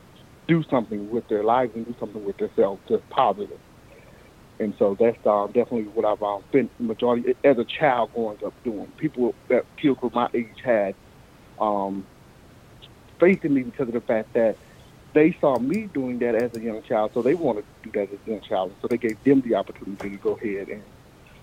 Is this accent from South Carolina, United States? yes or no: yes; Anderson, South Carolina, United States; also born or lived in Clemson, South Carolina; I was born here in Anderson. I was born in Anderson. I was raised in Anderson